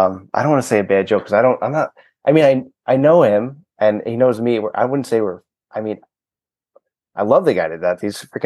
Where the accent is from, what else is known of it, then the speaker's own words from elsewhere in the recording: United States; I'm American